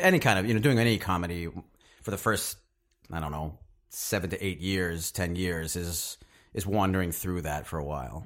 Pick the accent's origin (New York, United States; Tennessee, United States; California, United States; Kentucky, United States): Tennessee, United States; Knoxville; moved away; Knoxville, Tennessee. Uh, born and raised in, uh, the South